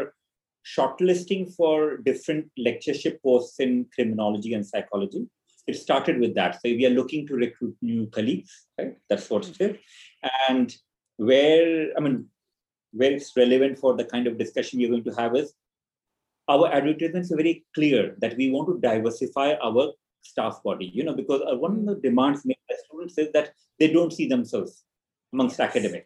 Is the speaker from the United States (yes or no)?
no; eastern India, India; moved away as an adult; also born or lived in Nepal; now in United Kingdom; I grew up in what's Eastern India, different provinces of Eastern India. I had my early education there. Then I came to the UK in 1997 for my master's.